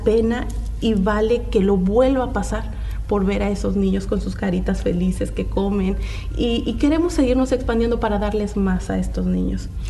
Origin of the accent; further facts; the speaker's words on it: Mexico; moved away; regresé a mis inicios y pude ver la pobreza y escasez que hay en mi país